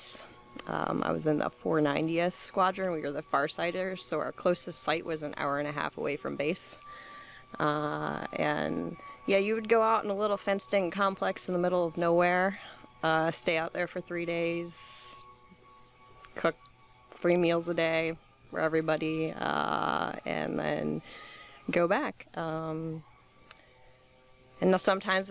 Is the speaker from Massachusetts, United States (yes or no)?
no; Adrian, Michigan, United States; moved away as an adult; I am from Michigan, a small town in the southeast corner of Michigan called Adrian. And I went to school, Adrian High School